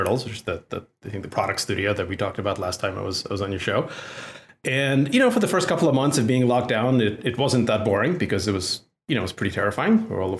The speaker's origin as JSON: {"language": "English", "country": "Russia", "tie": "born or raised there", "second_language": "English", "said": "as a little kid growing up in the Soviet Union, 80% of the people I knew were named either Alex or Natasha."}